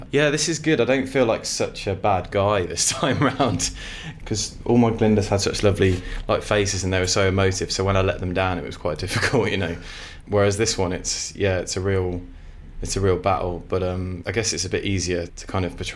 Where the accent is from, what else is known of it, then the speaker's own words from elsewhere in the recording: Sutton Coldfield, West Midlands, United Kingdom; also born or lived in Walsall; So I grew up in a place called Sutton Coldfield in the West Midlands, and was there for till I was about eleven, and then I moved to a place called Walsall Walsall with two L's